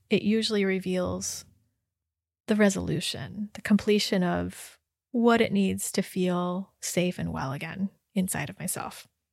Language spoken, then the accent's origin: English; United States; my ethnicity and my experience as Chinese American